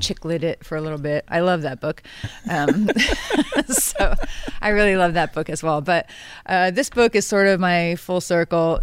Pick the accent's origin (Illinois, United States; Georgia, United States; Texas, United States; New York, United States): New York, United States; I was born and raised here. I pay taxes here. My husband died in the New York Army National Guard.